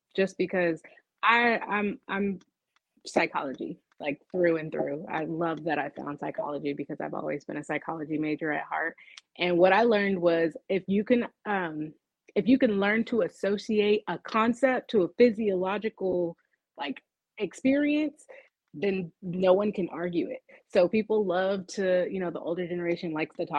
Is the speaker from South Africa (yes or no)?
no; California, United States; now in Atlanta, United States; I'm from California too